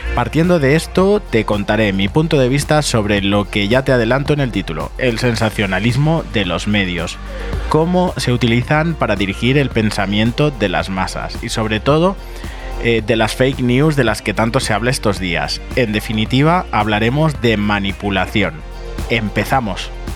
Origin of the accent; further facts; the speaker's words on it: Barcelona, Catalonia, Spain; yo vengo de Barcelona